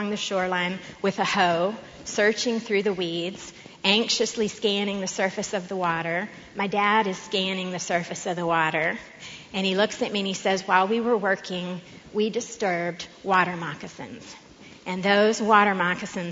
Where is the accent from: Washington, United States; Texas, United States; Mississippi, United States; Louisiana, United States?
Texas, United States; Austin; I grew up in Austin.